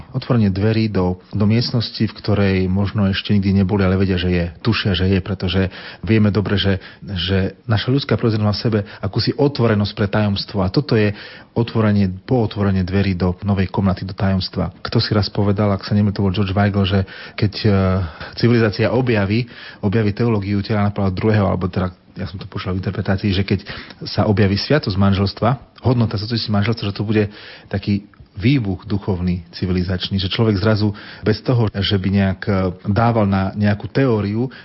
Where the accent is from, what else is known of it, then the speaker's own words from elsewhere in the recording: Ostrovany, Prešov Region, Slovakia; now in Košice, Slovakia; Narodil som sa ako všetci toho roku v Prešove, v nemocnici, ale vyrastal som v dedinke v Ostrovanoch, pri Prešove, pri Sabinove